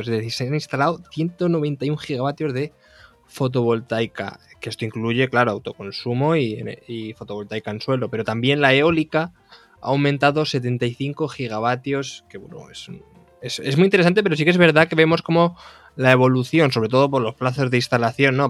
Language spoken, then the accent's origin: Spanish; Castilla-La Mancha, Spain; Yo soy de La Mancha